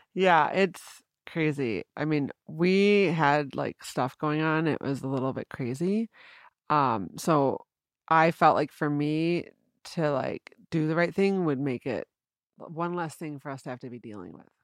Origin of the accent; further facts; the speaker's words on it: East Grand Rapids, Michigan, United States; moved away as an adult; also born or lived in Boston; I'm from East Grand Rapids